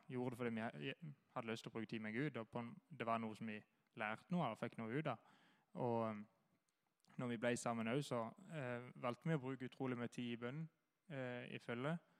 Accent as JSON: {"language": "Norwegian", "town": "Kristiansand", "region": "Agder", "country": "Norway", "said": "Jeg kommer fra Flekkerøya"}